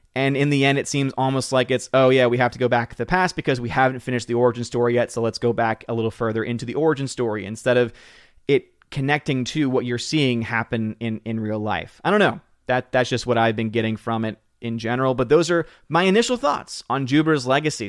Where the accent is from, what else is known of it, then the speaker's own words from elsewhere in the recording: New Orleans, Louisiana, United States; born and raised in New Orleans. So, spent most of my years there